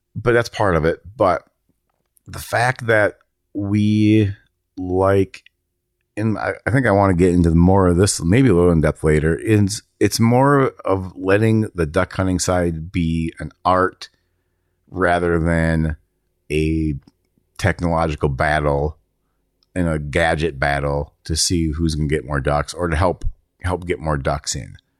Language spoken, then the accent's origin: English; Minnesota, United States; I grew up around it in Minnesota